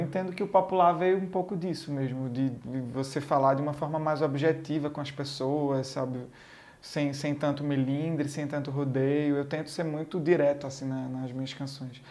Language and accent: Portuguese; Garanhuns, Pernambuco, Brazil; eu sou pernambucano, eu sou de Garanhuns, interior de Pernambuco.